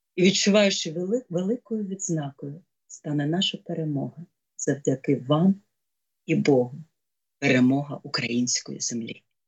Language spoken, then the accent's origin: Ukrainian; Kyiv, Ukraine; моє місто, мій рідний Київ